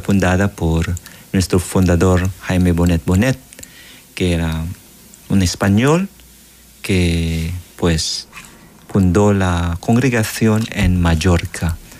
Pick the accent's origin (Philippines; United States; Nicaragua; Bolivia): Philippines; moved away as an adult; now in El Salvador; Yo soy misionero filipino